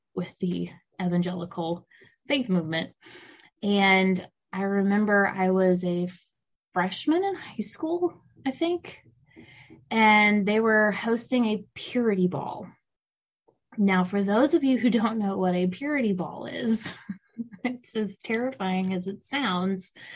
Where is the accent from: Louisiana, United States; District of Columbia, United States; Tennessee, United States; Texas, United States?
Louisiana, United States; South; I grew up in South Louisiana, which is largely Catholic